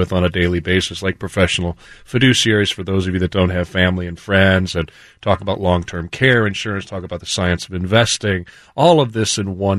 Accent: Midwest, United States; moved away; I come from the Midwest.

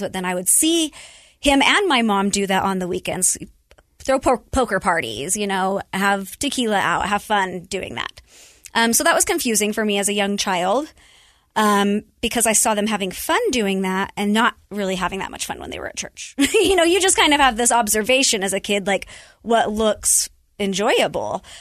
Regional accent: Utah, United States; born and raised in Utah, I'm the oldest of four.

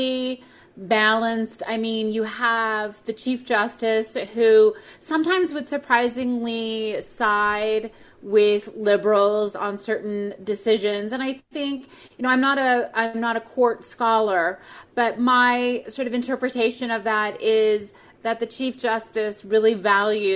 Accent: United States; as an American

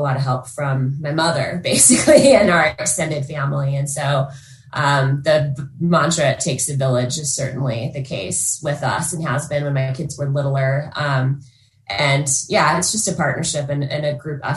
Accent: Utah, United States; also born or lived in Colorado; I grew up here in Utah and moved to Colorado

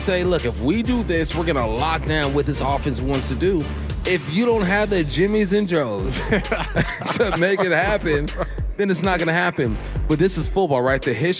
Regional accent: California, United States; I'm from Cali.

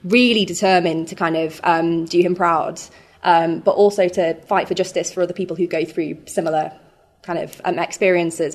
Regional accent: Sheffield, Yorkshire and the Humber, United Kingdom; also born or lived in Hull; I moved from Sheffield to Hull, which is another city based around kind of ports and sort of fishing, when I went to university

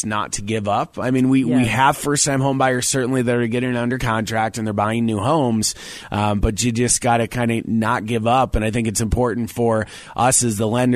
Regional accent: Syracuse, New York, United States; moved away as an adult; now in Colorado, United States; I've been here 17 years. I'm from Syracuse, New York, and I came here about 17 years ago.

